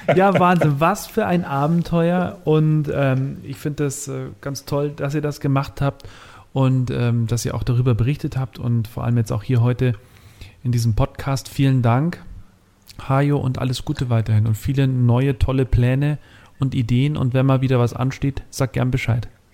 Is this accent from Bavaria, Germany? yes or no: yes; Berchtesgadener Land, Bavaria, Germany; Ich komme hier auch ähm, aus den Bergen raus, äh, Berchtesgadener Land.